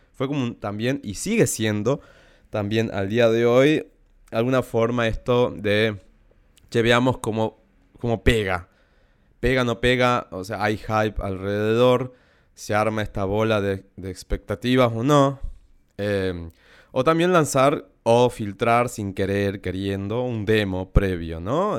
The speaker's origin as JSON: {"language": "Spanish", "region": "Salta", "country": "Argentina", "tie": "born or raised there", "said": "crecí en Salta, más en un pueblo"}